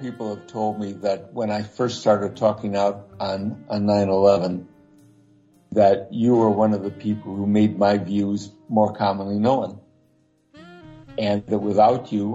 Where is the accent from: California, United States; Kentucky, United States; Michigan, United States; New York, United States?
Michigan, United States; Lansing; moved away; it's my hometown, Lansing